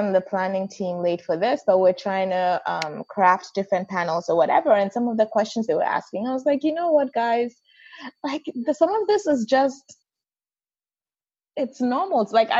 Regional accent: Ghana; I said I was from Ghana

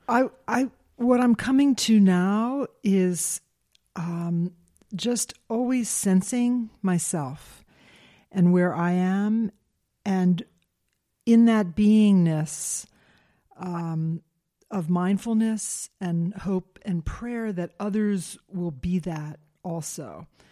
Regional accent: Silver Spring, Maryland, United States; I grew up in Silver Spring, Maryland

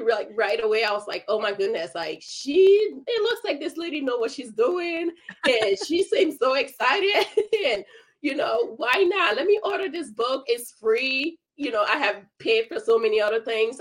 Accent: Liberia; moved away; I'm originally from Liberia

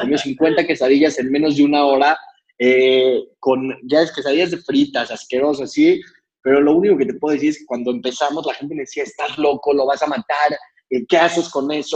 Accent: Mexico City, Mexico; nací en la Ciudad de México

